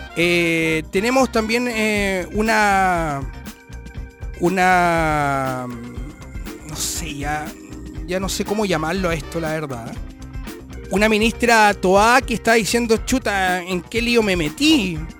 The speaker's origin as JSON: {"language": "Spanish", "country": "Chile", "said": "como chileno"}